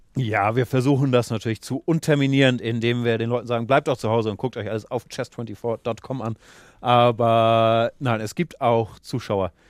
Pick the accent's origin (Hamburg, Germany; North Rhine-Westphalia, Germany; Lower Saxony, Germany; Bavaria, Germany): Hamburg, Germany; also born or lived in Mediterranean (on a sailing boat); Dann bin ich in Hamburg in den Schachclub gegangen